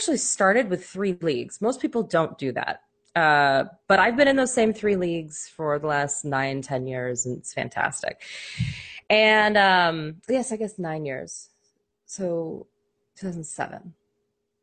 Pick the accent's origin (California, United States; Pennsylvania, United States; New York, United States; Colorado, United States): Colorado, United States; Denver; moved away; also born or lived in Nebraska; we are from Colorado